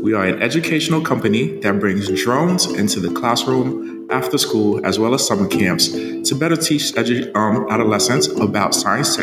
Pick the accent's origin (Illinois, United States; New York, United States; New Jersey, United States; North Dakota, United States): New Jersey, United States; Jersey City; born or raised there; English is a second language; also born or lived in Haiti